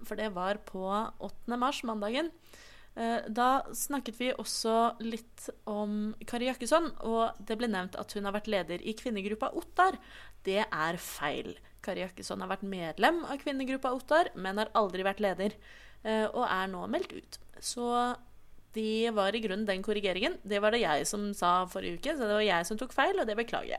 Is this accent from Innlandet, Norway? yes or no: no; Oslo, Norway; født og oppvokst i Oslo.